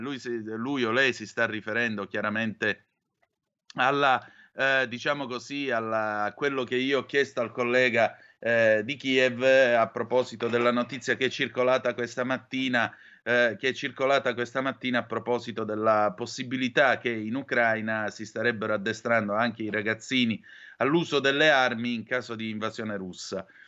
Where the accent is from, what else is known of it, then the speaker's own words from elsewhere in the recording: Calabria, Italy; queste cose le facevamo 40 anni fa in Calabria pure noi per giocare a guardie e ladri